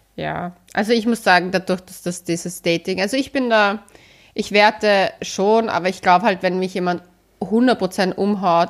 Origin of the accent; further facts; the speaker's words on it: Vienna, Austria; ich bin ja eigentlich Wienerin, aber meine Mama ist ja aus Oberösterreich